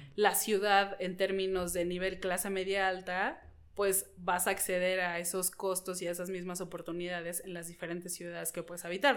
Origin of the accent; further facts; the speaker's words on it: Mexico City, Mexico; las ciudades que vivimos los mexicanos CDMXenses